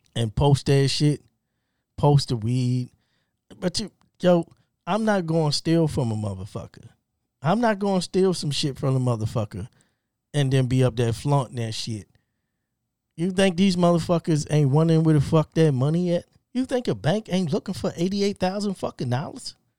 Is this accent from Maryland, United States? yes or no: yes; Baltimore, Maryland, United States; I'm from Baltimore, born and raised.